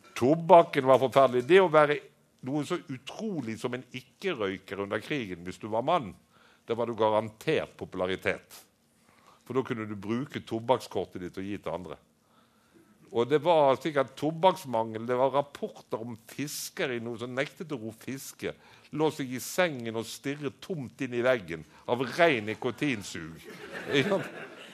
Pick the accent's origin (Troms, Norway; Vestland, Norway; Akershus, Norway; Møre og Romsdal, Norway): Vestland, Norway; Bergen; hjemme i St. Olavs i Bergen